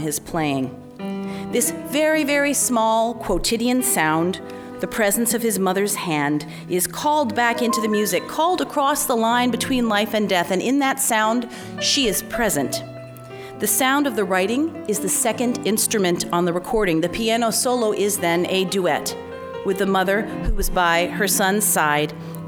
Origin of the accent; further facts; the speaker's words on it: Washington, District of Columbia, United States; I grew up in Washington, D.C., the child of transplanted New York Harlem apartment people